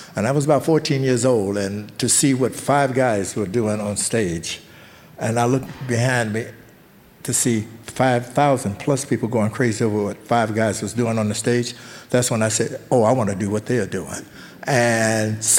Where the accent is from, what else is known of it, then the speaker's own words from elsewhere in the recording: Texarkana, Texas, United States; moved away; also born or lived in Detroit, Michigan; I am originally from Texarkana, Texas